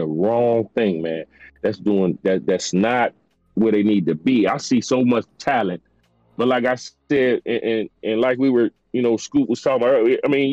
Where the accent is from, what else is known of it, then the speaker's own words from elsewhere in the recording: Florida, United States; also born or lived in New York; I was born up north, but I was raised down here in Florida from the time I was 5 years old.